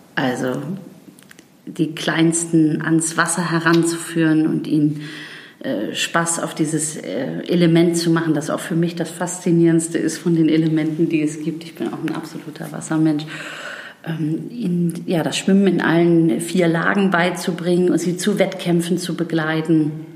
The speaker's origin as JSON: {"language": "German", "town": "Bargteheide", "region": "Schleswig-Holstein", "country": "Germany", "tie": "born or raised there", "also_born_or_lived": "Freiburg / England / New York", "moved": "as an adult", "said": "zurück in den Norden zu mhm. gehen wo meine Heimat ist, wo mein Herz hängt"}